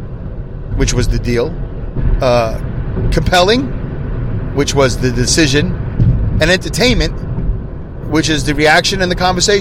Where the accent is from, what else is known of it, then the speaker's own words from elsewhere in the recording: New York, United States; moved away; also born or lived in St. Louis / Los Angeles / Long Beach; I grew up in New York